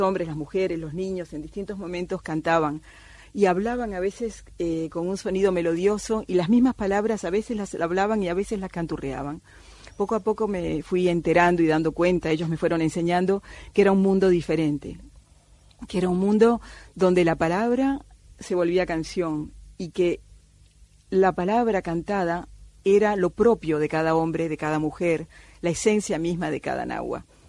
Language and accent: Spanish; Cuba; moved away; also born or lived in Amazon rainforest; yo soy nacida en Cuba de padre argentino